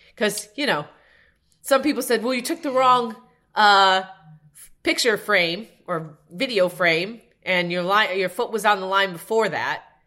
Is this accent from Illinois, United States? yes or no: yes; Evanston, Illinois, United States; I went to Northwestern, and I grew up in Evanston, where Northwestern is